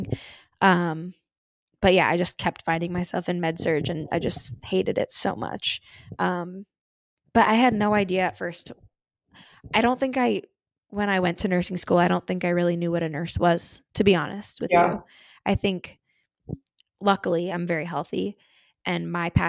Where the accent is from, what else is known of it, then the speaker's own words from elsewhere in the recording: central New Jersey, United States; moved away as an adult; now in Pittsburgh, United States; I grew up in New Jersey and like central Jersey because there are different parts